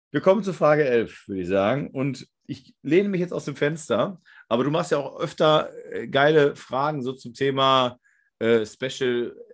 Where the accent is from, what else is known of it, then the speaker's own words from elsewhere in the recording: Moers, North Rhine-Westphalia, Germany; also ich komme hier aus Mörs, das ist nahe Duisburg